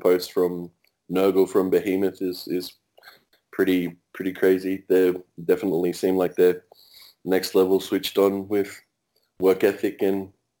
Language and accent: English; South Coast, near Canberra, New South Wales, Australia; also born or lived in Monga State Forest; I grew up in the bush myself. I come from the South Coast here in near Canberra. I lived on the Monga State Forest for a long time. It's very bushland.